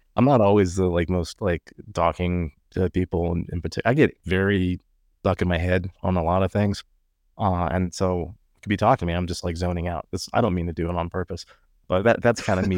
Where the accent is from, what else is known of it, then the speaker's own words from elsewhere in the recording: Texas, United States; I would say U S